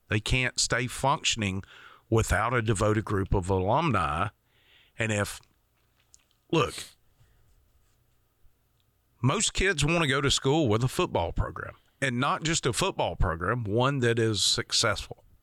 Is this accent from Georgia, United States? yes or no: yes; Georgia, United States; I grew up in Georgia, so I want to go to UGA.